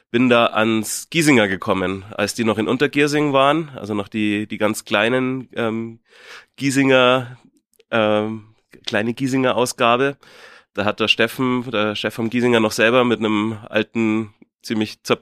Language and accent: German; Munich, Bavaria, Germany; ich komme aus München, aus dem Westend, also gar nicht weit weg von hier, ähm, um die Ecke. Gleich neben der Augustiner Brauerei bin ich aufgewachsen.